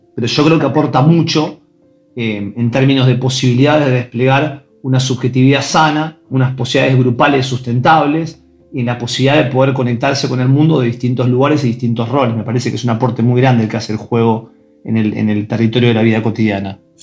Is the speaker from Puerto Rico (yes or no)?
no; Buenos Aires, Argentina; Yo soy de Ciudad de Buenos Aires, de un barrio que es Belgrano, de la parte más, más tranquila de Belgrano y, tuve una infancia de juegos